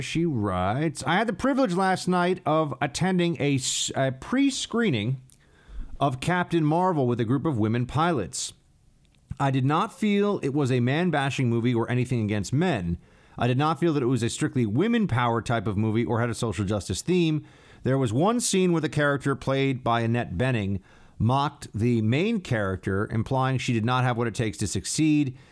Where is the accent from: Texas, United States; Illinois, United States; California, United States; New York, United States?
New York, United States; New York State, my home state